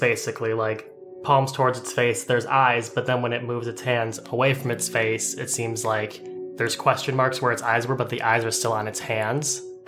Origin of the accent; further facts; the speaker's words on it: Midwest, United States; Hey, I'm Midwestern, not Minnesotan.